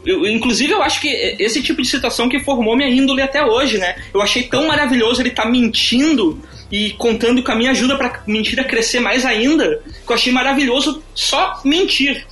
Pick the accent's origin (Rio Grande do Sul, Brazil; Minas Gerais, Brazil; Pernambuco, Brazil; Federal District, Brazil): Rio Grande do Sul, Brazil; Carazinho; eu sou uma pessoa do interior, eu sou de Carazinho